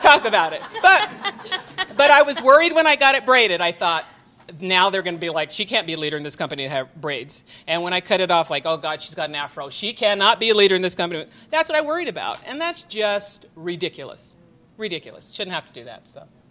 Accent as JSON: {"language": "English", "region": "Utah", "country": "United States", "tie": "born or raised there", "said": "I've been here my whole life"}